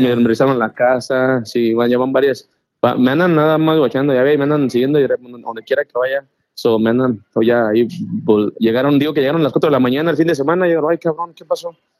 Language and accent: Spanish; Mexico; also born or lived in Spain; now in Texas, United States; yo, yo me crié en México, nací en España, pero pues crecí en ah, México